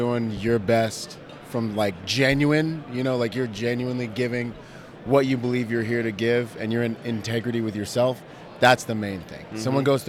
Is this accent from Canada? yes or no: no; Bahamas; I'm from the Bahamas.